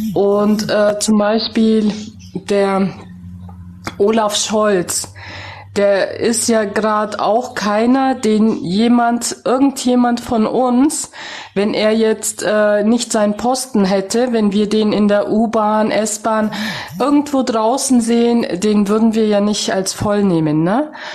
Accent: Germany; ich bin in Deutschland geboren, aufgewachsen

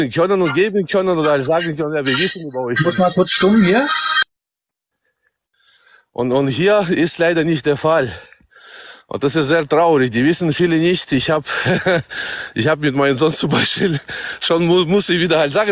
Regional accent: Kazakhstan; born there; German is a second language; viele merken meinen Akzent und fragen, woher kommst du? Ne? Mhm. Dann sage ich, ja, ich bin halt äh, geboren in Kasachstan.

